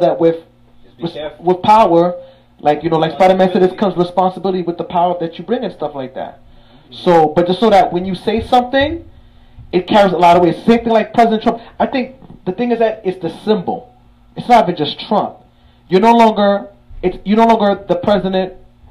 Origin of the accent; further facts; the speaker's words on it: New York City, New York, United States; two Haitian black brothers, young, you feel me? One came from the Floss, I came from Crown Heights